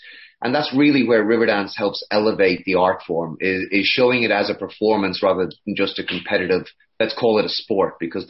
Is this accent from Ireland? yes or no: yes; Connacht, Ireland; now in United States; We immigrated from Ireland to the US